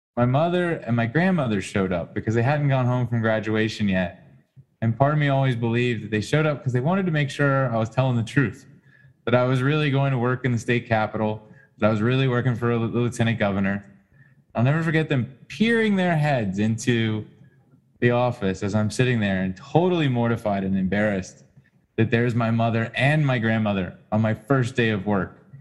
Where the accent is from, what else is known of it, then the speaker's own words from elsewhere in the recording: Atlanta, Georgia, United States; I grew up in Atlanta.